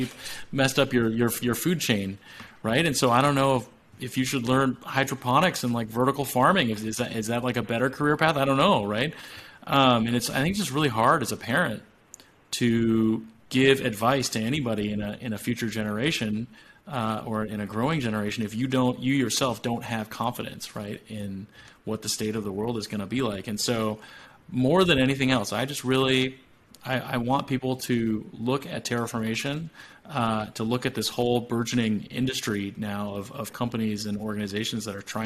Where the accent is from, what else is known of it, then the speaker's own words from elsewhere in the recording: California, United States; And like growing up in Silicon Valley, I think it's a tempting answer to say like, yeah, you should learn to code or learn to design things, right?